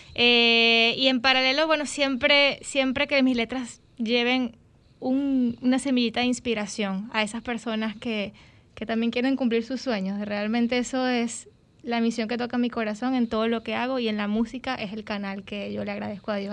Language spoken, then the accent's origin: Spanish; Venezuela; moved away; se parecen mucho a los que tenemos allá en Venezuela